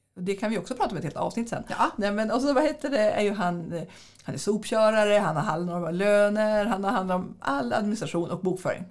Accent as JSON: {"language": "Swedish", "area": "near Skellefteå", "region": "Västerbotten County", "country": "Sweden", "also_born_or_lived": "Jönköping", "moved": "as an adult", "lives_now": "Västervik, Sweden", "said": "vi hade ju ett litet bibliotek där, där jag kommer ifrån"}